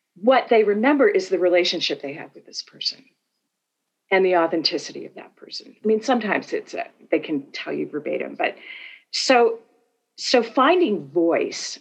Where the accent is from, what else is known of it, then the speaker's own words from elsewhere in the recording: Northeast, United States; moved away as an adult; also born or lived in Minnesota; now in Atlanta, United States; I'm from the Northeast in the US.